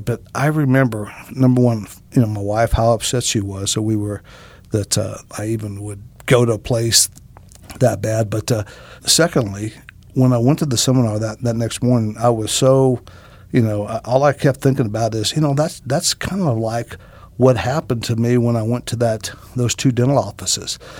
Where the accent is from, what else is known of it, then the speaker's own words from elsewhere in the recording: Greenville, United States; Greenville, my hometown.